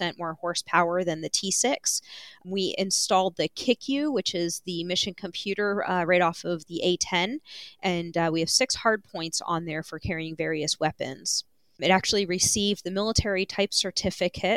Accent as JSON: {"language": "English", "area": "just outside of Philadelphia", "region": "New Jersey", "country": "United States", "tie": "born or raised there", "also_born_or_lived": "Daytona Beach, Florida", "moved": "as an adult", "said": "I grew up in New Jersey, just outside of Philadelphia"}